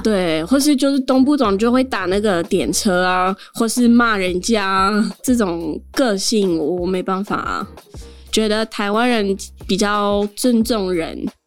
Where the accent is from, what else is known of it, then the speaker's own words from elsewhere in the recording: Geneva, Switzerland; first language French; Chinese is a second language; moved away as an adult; also born or lived in Portugal (family); now in Taiwan; 我一直就是在瑞士出生，在，呃，瑞士长大了，所以我的母语就算是法文